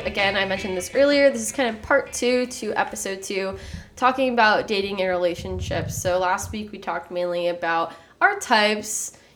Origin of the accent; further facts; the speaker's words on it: Texas, United States; also born or lived in Austin; I'm from Texas.